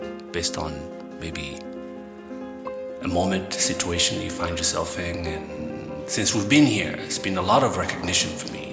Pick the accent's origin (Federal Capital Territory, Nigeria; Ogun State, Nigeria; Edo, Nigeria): Edo, Nigeria; Benin City; the people that I grew up with in Benin City in Nigeria